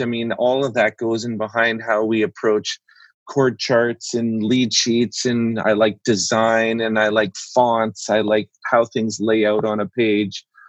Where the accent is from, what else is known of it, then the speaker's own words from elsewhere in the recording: Canada; also born or lived in Vancouver; I'm a Canadian.